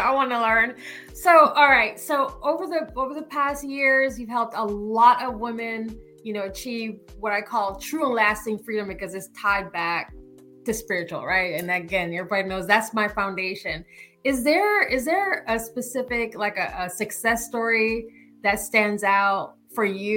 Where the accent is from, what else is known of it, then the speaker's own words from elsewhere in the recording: Jamaica; I'm Jamaican